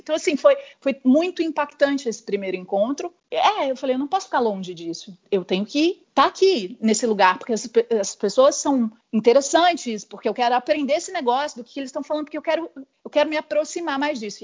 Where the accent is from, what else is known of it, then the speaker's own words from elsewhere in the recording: interior of São Paulo, Brazil; moved away as an adult; also born or lived in Rio de Janeiro; na minha cidade não que eu não nasci lá, mas onde eu cresci, minha família ainda está lá, no interior de São Paulo